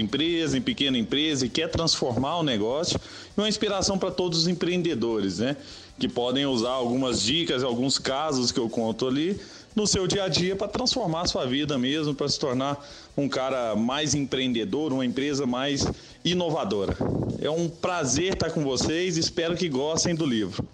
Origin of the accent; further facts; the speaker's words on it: Araguari, Minas Gerais, Brazil; moved away; sou um cara que nasci em Araguari, né, no Triângulo Mineiro